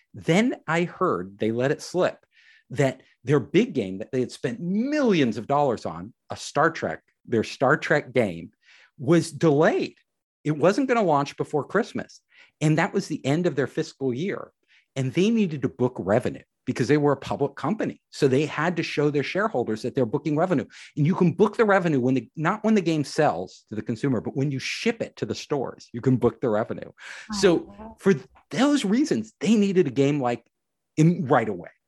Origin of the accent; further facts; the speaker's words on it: San Francisco Bay Area, California, United States; I am from the San Francisco Bay Area